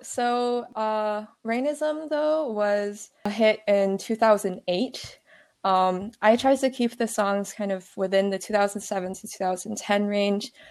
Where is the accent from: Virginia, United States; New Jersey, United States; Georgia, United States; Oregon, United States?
Virginia, United States; I'm from Virginia